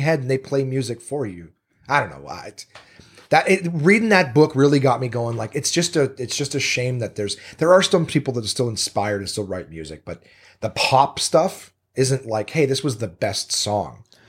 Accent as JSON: {"language": "English", "country": "Canada", "moved": "yes", "lives_now": "Los Angeles, United States", "said": "as a Canadian"}